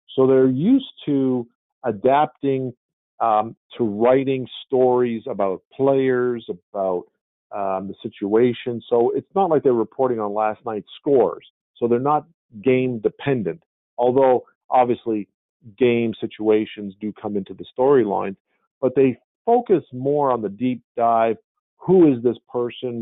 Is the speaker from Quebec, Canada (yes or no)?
yes; Montreal, Quebec, Canada; moved away as an adult; also born or lived in Dublin, California; I grew up in Montreal